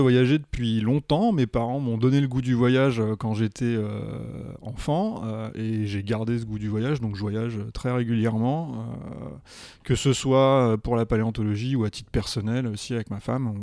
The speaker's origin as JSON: {"language": "French", "town": "Paris", "region": "Île-de-France", "country": "France", "said": "I'm from Paris, uh, I'm a volunteer at the Paris Museum of Natural History"}